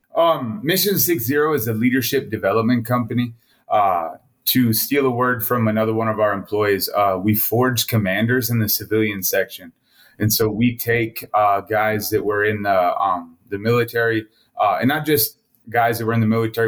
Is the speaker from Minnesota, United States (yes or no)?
no; Montana, United States; also born or lived in Wailuku, Hawaii; I was born in Wailuku, Hawaii, and then my family decided to come to the middle of nowhere, Montana, or back here, uh, which is actually where my mom's side of the family is from